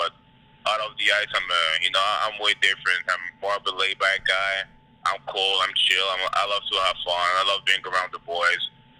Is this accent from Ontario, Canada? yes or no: no; Montreal, Quebec, Canada; now in United States; I was born in 96.